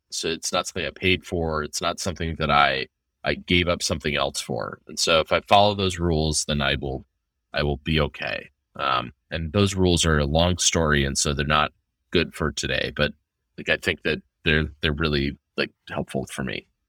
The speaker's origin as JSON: {"language": "English", "town": "Seattle", "region": "Washington", "country": "United States", "tie": "born or raised there", "moved": "yes", "lives_now": "Nashville, United States", "said": "I grew up in Seattle in the nineties"}